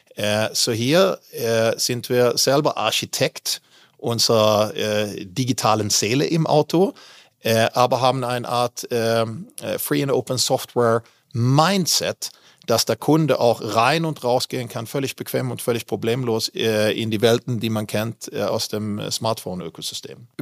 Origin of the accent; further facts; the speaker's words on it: Malmö, Skåne, Sweden; German is a second language; moved away as an adult; also born or lived in Västervik / Düsseldorf area, Germany / Switzerland; now in Germany; Ich bin ja in Westerweg geboren, ah. habe nur ein Jahr dort gelebt und ah. dann bin ich eigentlich in Malmö aufgewachsen